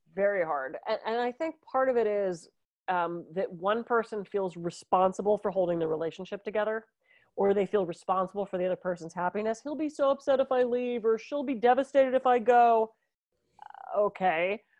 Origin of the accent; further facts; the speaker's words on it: Pittsburgh, Pennsylvania, United States; When I was growing up in Pittsburgh, we used to go to the mall